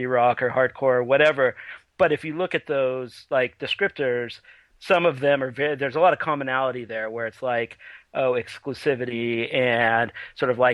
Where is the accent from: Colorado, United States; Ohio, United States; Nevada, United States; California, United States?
California, United States; Redding; I grew up in Northern California in a town called Redding